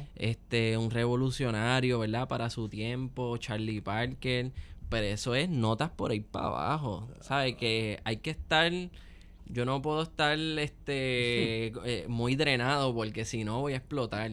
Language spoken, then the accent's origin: Spanish; Puerto Rico; Con nuestra música y con nuestro instrumento nacional, el cuatro puertorriqueño.